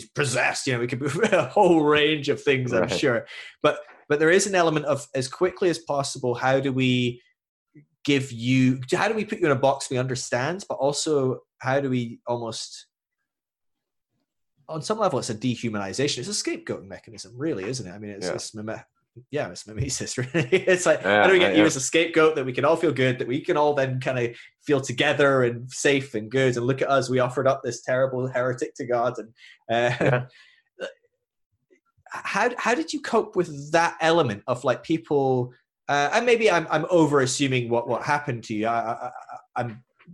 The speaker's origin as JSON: {"language": "English", "region": "Scotland", "country": "United Kingdom", "said": "I'm Scottish"}